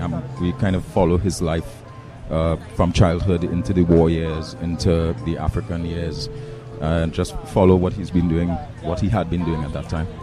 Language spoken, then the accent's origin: English; Trinidad & Tobago; I grew up in Trinidad